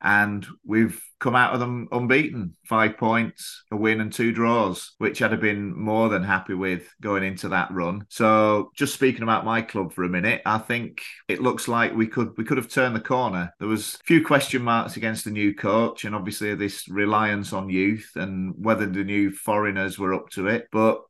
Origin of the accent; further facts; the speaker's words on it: Kendal, North West England, United Kingdom; now in Thailand; my hometown